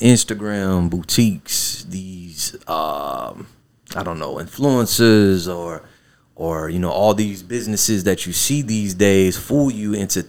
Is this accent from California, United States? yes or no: no; Savannah, Georgia, United States; I'm from Savannah, right? {S6} Yeah. {S7} Born here, raised here.